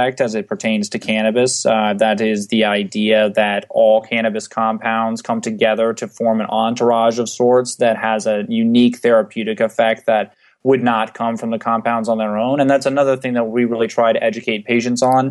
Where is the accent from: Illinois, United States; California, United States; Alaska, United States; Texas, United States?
Texas, United States; San Antonio; moved away as an adult; now in Arizona, United States; I'm originally from San Antonio, Texas. I moved out to Arizona about 3.5 years ago to attend Arizona